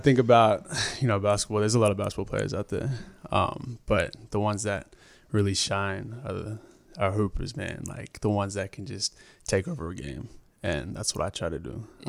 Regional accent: Brisbane, Queensland, Australia; Well, originally born, raised here in Brisbane, Queensland. My background ethnicity, I'm Torres Strait Islander Aboriginal.

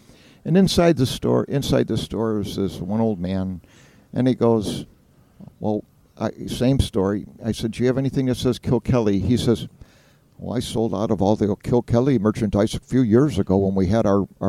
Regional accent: Chicago, Illinois, United States; is from Chicago.

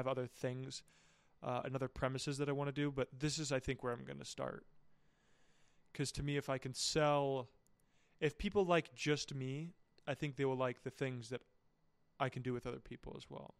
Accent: United States; moved away; I'm from a small town, and so, like, well, not so, like, it's, like, there's just not a lot of people.

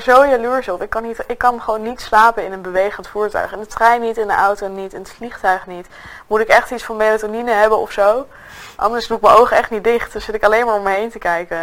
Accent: Nijmegen, Gelderland, Netherlands; ik kom uit Nijmegen

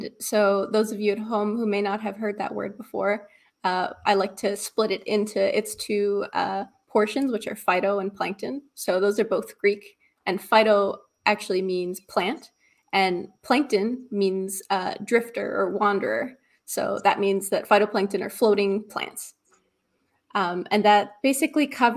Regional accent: Great Guana Cay, Abaco, Bahamas; now in Halifax, Canada; I grew up in Abaco on a little key called Great Guanaki.

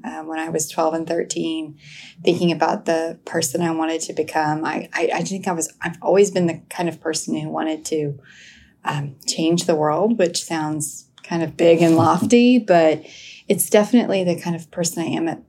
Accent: Tulsa, Oklahoma, United States; moved away as an adult; also born or lived in Stillwater, Oklahoma; now in Fort Worth, United States; I grew up in Tulsa, Oklahoma and had an amazing educational experience

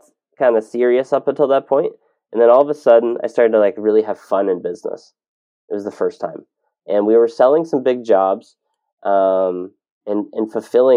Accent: Ontario, Canada; moved away as an adult; I grew up in Ontario

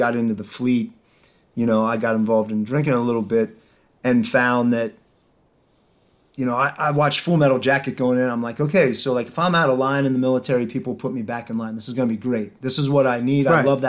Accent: Ephrata, Pennsylvania, United States; I grew up in Ephrata.

